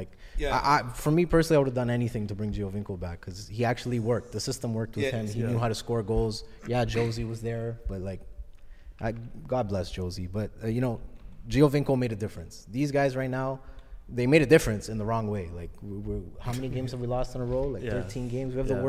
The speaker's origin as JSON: {"language": "English", "town": "Toronto", "region": "Ontario", "country": "Canada", "said": "Because I'm from Toronto and I support Toronto"}